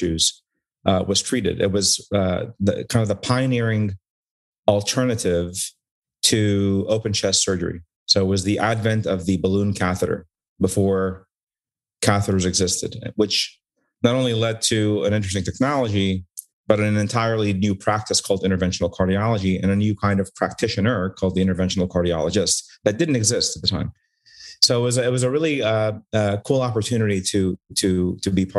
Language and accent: English; Newark, Delaware, United States; also born or lived in Cairo, Egypt; I grew up in Delaware, basically from pre-K all the way to pre-med to college. So, and it was a great little town in Newark